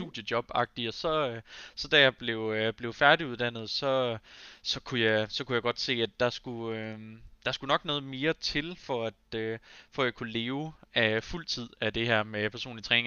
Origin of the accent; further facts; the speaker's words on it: Aarhus, Central Denmark Region, Denmark; jeg har alle dage boet i Aarhus